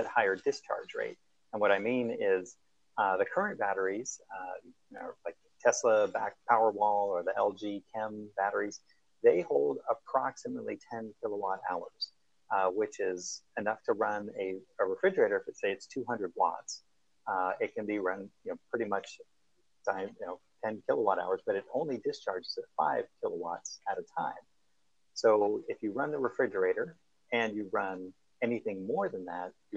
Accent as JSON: {"language": "English", "town": "Belmont", "region": "California", "country": "United States", "tie": "born or raised there", "said": "where we grew up in Belmont"}